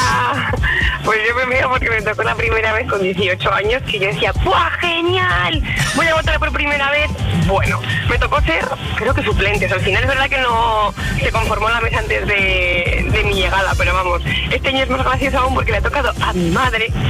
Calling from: Valencia, Valencian Community, Spain; llamo desde Valencia

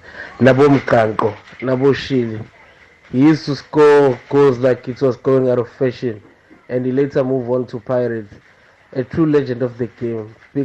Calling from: Umlazi, KwaZulu-Natal, South Africa; I'm calling from Mlazi.

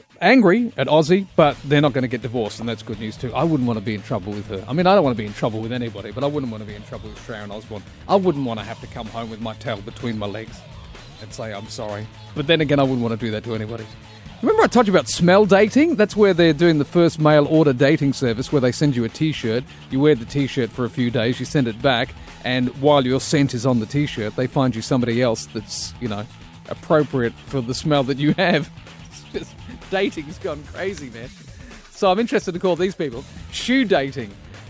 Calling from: Australia; I'm calling you from Australia.

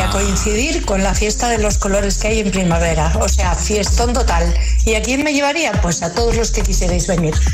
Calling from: Asturias, Spain; José, muy buenas tardes desde Asturias.

